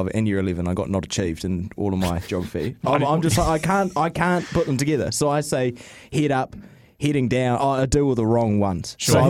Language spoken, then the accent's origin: English; Auckland, New Zealand; they knew straight away that I was from Auckland.